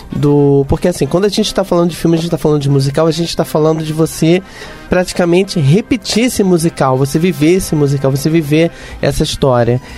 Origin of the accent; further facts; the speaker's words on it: Rio de Janeiro, Brazil; accent: carioca; eu sou carioca